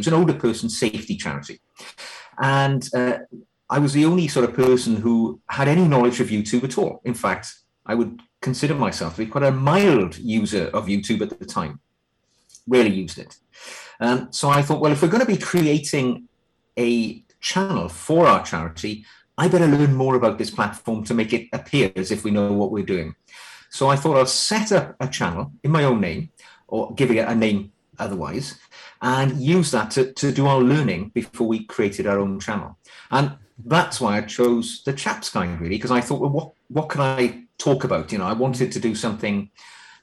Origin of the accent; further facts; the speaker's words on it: Wales, United Kingdom; now in England, United Kingdom; I'm actually from Wales, which Welsh people don't like being called English, but close enough. I'm living in England now.